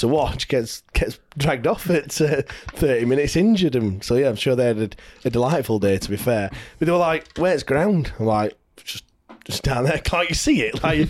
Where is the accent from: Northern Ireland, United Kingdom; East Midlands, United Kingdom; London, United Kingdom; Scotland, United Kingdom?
East Midlands, United Kingdom; Leicester; so I come from Leicester. So we're not Plymouth fans